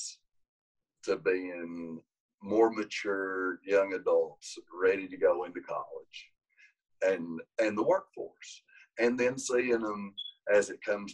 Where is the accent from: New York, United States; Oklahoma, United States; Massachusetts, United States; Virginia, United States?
Virginia, United States; Grundy; it's my hometown